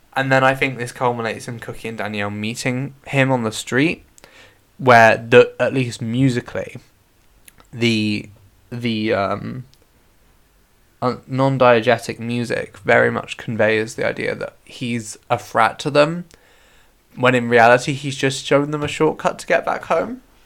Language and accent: English; West Country, South West England, United Kingdom; accent: West Country; That was very West Country me